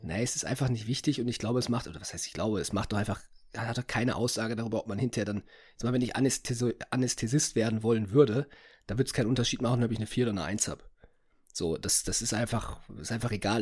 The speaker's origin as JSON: {"language": "German", "town": "Essen", "region": "North Rhine-Westphalia", "country": "Germany", "said": "bei uns in Essen"}